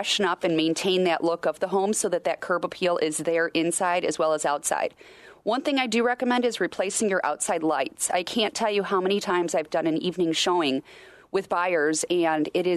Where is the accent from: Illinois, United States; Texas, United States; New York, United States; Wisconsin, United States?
Wisconsin, United States; I grew up in Wisconsin